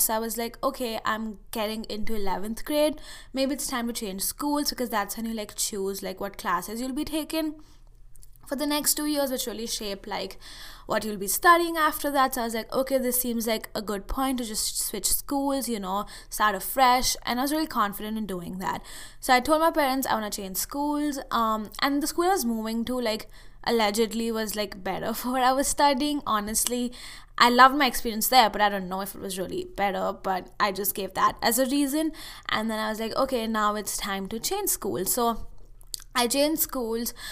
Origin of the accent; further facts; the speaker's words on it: India; moved away as an adult; now in United States; I went to this summer school thing at a university in India for a month